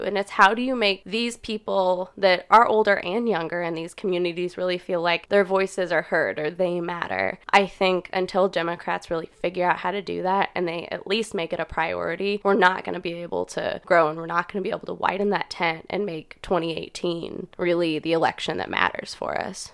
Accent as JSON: {"language": "English", "town": "Kirksville", "region": "Missouri", "country": "United States", "tie": "born or raised there", "said": "I'm from Kirksville, born and raised in kind of rural Missouri."}